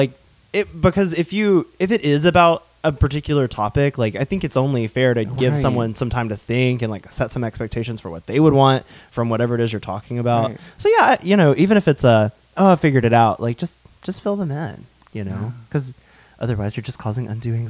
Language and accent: English; the South, United States; accent: Southern; I was ashamed of my Southern accent growing up, and I unintentionally kind of got rid of it for a while.